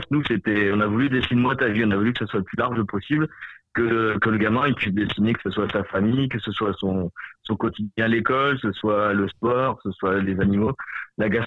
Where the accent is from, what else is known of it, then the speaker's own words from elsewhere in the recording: France; Cathy est mexicaine et moi je suis français